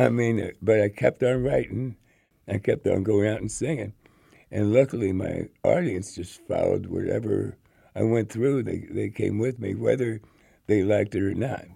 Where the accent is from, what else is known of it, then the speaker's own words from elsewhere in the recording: Maywood, Illinois, United States; also born or lived in Melrose Park; when I was growing up out in Maywood and Melrose Park.